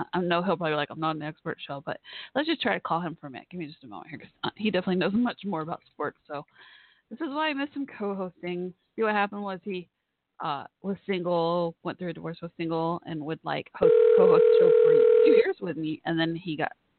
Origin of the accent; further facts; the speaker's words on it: Dallas, Texas, United States; my hometown area of Dallas, Texas